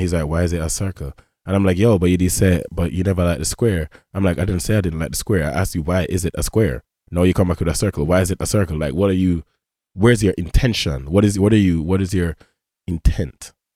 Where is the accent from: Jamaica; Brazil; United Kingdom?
Jamaica; first language English; moved away; I grew up in Jamaica